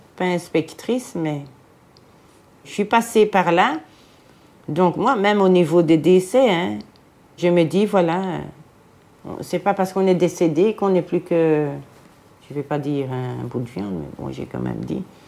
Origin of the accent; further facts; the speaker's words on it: Jette, Brussels-Capital Region, Belgium; je viens de Jette, de Bruxelles, une ancienne Jettoise.